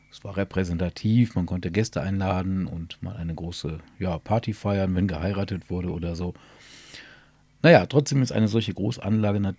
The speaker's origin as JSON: {"language": "German", "town": "Burscheid", "region": "North Rhine-Westphalia", "country": "Germany", "tie": "born or raised there", "said": "Mein Burscheid liebe ich, weil hier meine Heimat ist."}